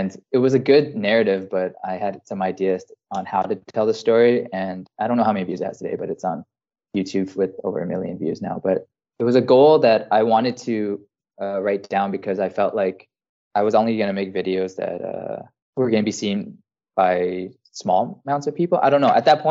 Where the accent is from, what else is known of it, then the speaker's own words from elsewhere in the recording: rural Alberta, Canada; moved away as an adult; also born or lived in French Polynesia; now in Iceland; coming from farmland Alberta